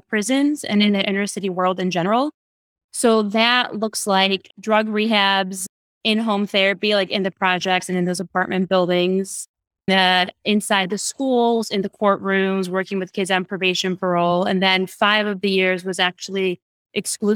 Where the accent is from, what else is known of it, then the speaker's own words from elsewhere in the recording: Detroit, Michigan, United States; I grew up in Detroit.